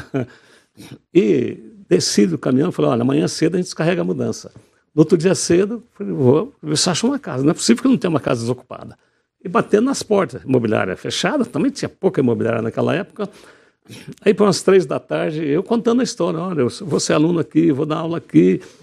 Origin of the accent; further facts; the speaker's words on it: Jaguapitã, Paraná, Brazil; Eu nasci em Jaguapitã, ali perto de Maringá, na zona rural